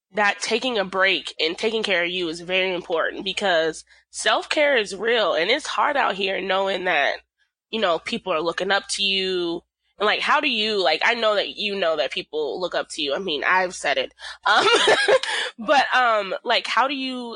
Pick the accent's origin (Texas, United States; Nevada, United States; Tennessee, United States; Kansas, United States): Texas, United States; Fort Worth; moved away as an adult; now in Iowa, United States; I'm from Fort Worth, so city enough, but like we real city. Like there was still cows where I was at.